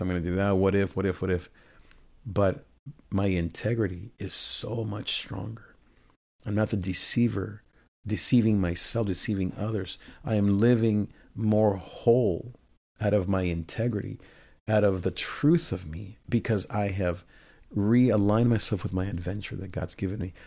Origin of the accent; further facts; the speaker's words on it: Nicaragua; I'm from Nicaragua